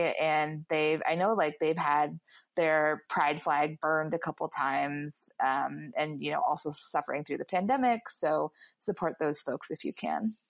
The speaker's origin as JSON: {"language": "English", "town": "Mansfield", "region": "Ohio", "country": "United States", "tie": "born or raised there", "moved": "yes", "said": "this is my hometown's uh, gay bar that definitely did not exist when I was growing up here"}